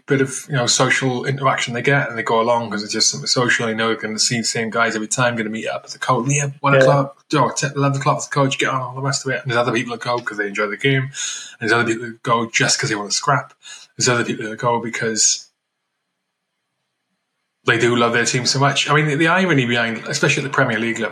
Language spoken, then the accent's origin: English; Wales, United Kingdom; I'm from Wales